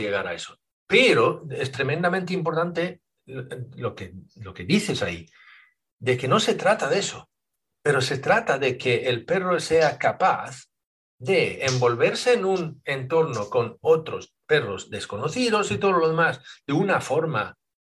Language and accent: Spanish; Sweden; now in Spain; pero soy sueco de, origen, yo nací en Suecia, ¿vale? Y ya llevo 30 años aquí en España